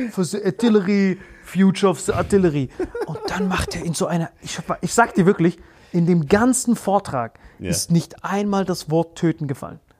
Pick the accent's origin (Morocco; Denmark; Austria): Morocco; Nein, oder? was für Kentucky? Ich bin aus Marokko. Ich habe auch meinen marokkanischen Ausweis dann gezeigt.